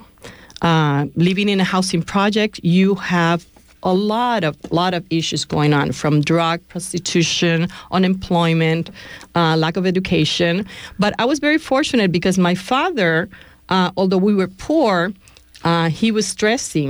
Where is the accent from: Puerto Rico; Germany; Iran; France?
Puerto Rico; English is a second language; now in Bay Area, United States; I was born and raised in a housing project in Puerto Rico